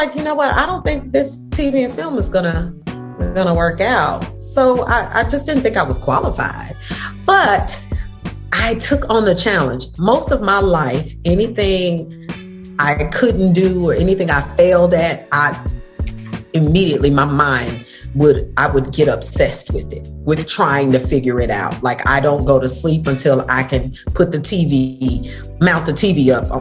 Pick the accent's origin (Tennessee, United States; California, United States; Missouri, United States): Tennessee, United States; moved away as an adult; also born or lived in Chicago / New York; now in Atlanta, United States; I grew up in Tennessee